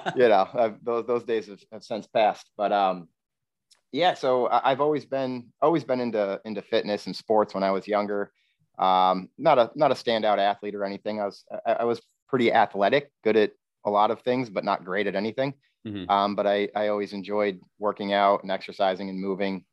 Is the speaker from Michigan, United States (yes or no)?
no; Queensbury, New York, United States; I'm originally from Queensbury, uh, New York